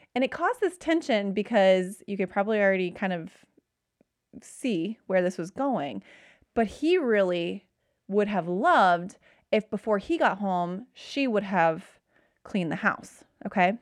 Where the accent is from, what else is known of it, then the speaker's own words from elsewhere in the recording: Cincinnati, Ohio, United States; I'm from Cincinnati